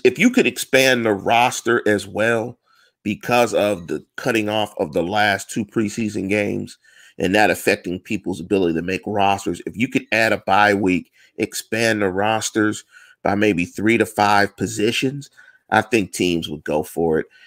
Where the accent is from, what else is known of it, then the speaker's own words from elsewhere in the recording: Pittsburgh, Pennsylvania, United States; I'm born in Pittsburgh. I'm from around the corner from the stadium. I'm a North Side guy.